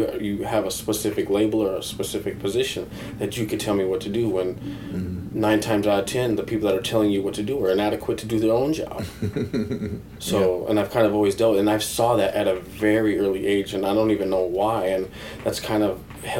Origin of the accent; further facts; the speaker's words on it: Neustadt an der Aisch, Bavaria, Germany; born there; I was born in Neustadt an der Aisch. I might be saying the name wrong because I'm kind of very Americanized at this point.